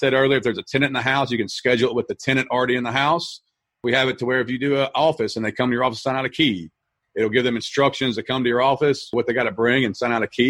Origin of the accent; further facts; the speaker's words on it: Louisville, Kentucky, United States; I'm from Louisville, Kentucky